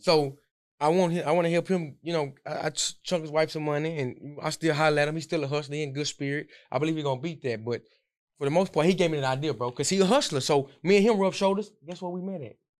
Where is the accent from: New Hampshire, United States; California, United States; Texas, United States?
Texas, United States; Houston; I got picked up by the Texans in my hometown